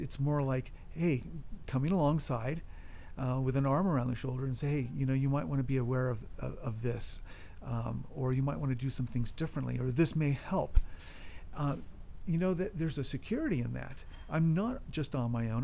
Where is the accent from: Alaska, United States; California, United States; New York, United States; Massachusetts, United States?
California, United States; moved away as an adult; also born or lived in Colorado; I'm originally from California